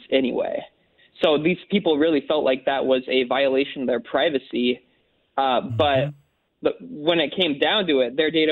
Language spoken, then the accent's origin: English; Carbondale, Illinois, United States; I grew up in Carbondale.